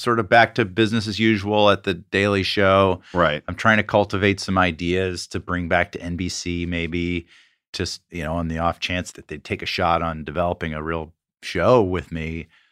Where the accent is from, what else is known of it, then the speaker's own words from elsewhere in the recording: Atlanta, Georgia, United States; we went to uh, prep school in Atlanta